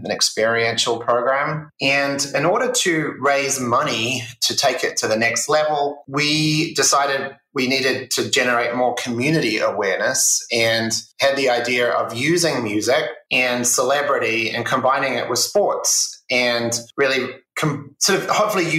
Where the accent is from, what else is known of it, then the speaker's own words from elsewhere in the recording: New Zealand; moved away as an adult; now in United States; I grew up in New Zealand, it's a small country, 5 million people